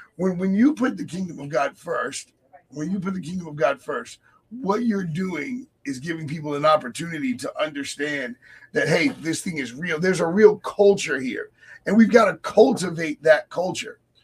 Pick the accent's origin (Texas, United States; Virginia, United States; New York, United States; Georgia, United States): Virginia, United States; my hometown in Virginia